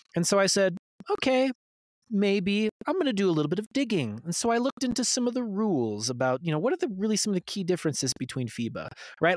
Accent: Utah, United States; my hometown team

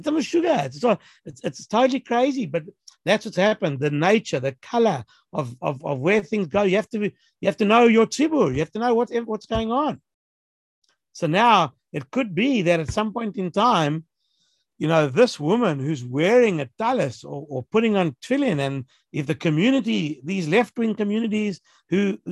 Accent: Johannesburg, Gauteng, South Africa; moved away; when I was growing up in Joburg

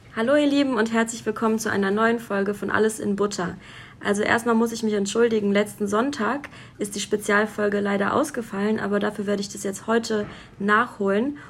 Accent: Hesse, Germany; accent: Hessisch; ich komme ja auch aus Hessen und wir, wir sagen, wir babbeln Hessisch.

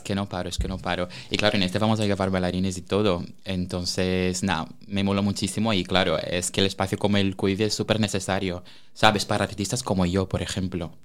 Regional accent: Brazil; also born or lived in Oviedo, Spain; now in Spain; artista brasileño residente en España

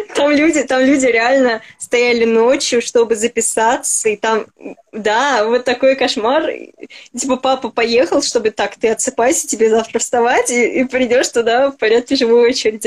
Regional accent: Moscow, Russia; я москвичка

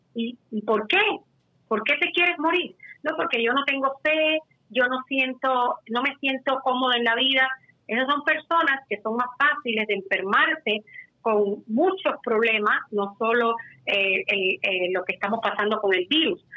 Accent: Cuba; también soy cubana

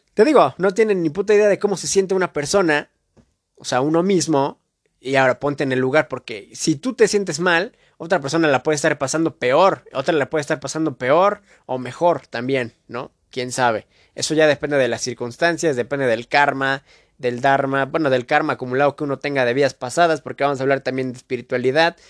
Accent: Mexico; de donde yo soy, de México

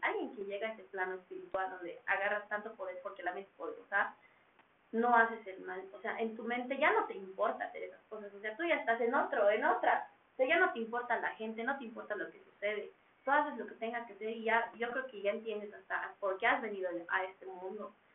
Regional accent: Bolivia; hemos nacido en Bolivia

